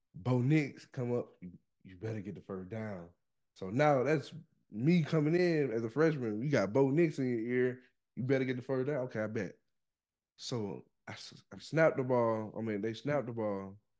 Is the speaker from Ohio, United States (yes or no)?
no; Oxford, Mississippi, United States; I'm from Oxford.